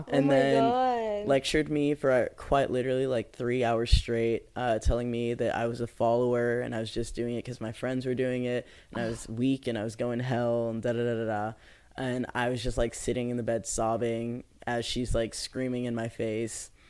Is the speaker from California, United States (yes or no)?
yes; San Diego, California, United States; I grew up in San Diego.